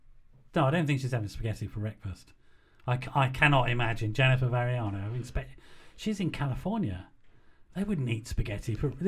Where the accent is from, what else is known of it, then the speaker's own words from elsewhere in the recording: Birmingham, West Midlands, United Kingdom; now in London, United Kingdom; my hometown, Birmingham